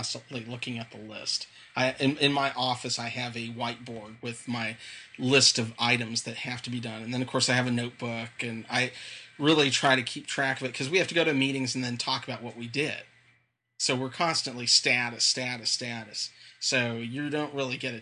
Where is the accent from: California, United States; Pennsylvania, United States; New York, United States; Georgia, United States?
California, United States; Inland Empire, Southern; growing up in Southern California, is specifically in that Inland Empire area